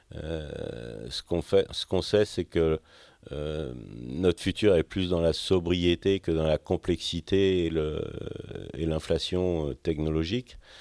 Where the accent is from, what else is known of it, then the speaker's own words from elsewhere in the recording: Finistère, Brittany, France; also born or lived in Châteauneuf-du-Faou / Quimper / Quimperlé; tout commence en Finistère